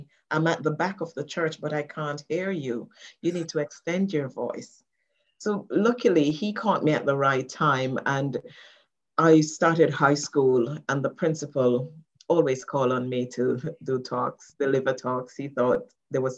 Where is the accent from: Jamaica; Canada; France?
Jamaica; moved away as an adult; now in United Kingdom; I'm a woman from the West Indies. I've lived in the UK for over 22 years. And I'm now a public speaking coach simply because the journey started in the Catholic Church in Jamaica